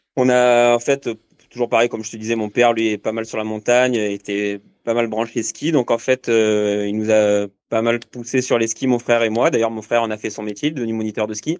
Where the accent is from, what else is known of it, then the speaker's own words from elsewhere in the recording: Marseille, Provence-Alpes-Côte d'Azur, France; moved away as an adult; also born or lived in Aubagne / Cadolive / Bordeaux; now in Gap, France; moi je suis originaire de, de Marseille